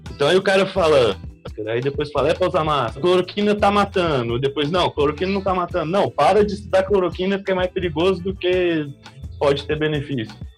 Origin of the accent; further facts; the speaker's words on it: Goiânia, Goiás, Brazil; eu lembro quando eu era moleque em, em Goiânia